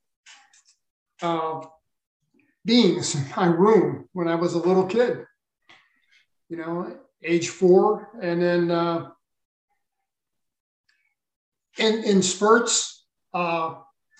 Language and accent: English; St. Louis, Missouri, United States; I grew up in St. Louis, Missouri